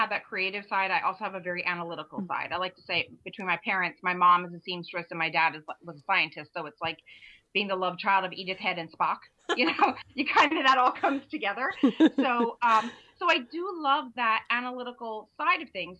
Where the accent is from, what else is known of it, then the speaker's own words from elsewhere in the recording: Eastern Pennsylvania, United States; I'm from Pennsylvania, Eastern Pennsylvania.